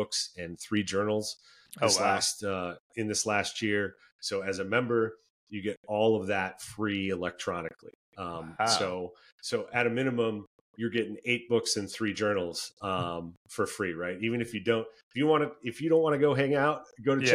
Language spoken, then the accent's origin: English; Minnesota, United States; moved away; born and raised in Minnesota